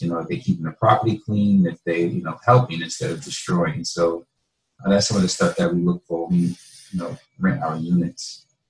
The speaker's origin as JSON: {"language": "English", "region": "North New Jersey", "country": "United States", "said": "I can go in a community where I'm from. I'm from North New Jersey"}